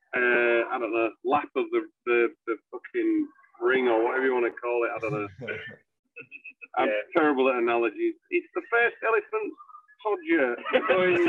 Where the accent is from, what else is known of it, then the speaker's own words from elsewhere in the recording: Hull, Yorkshire and the Humber, United Kingdom; We're from Hull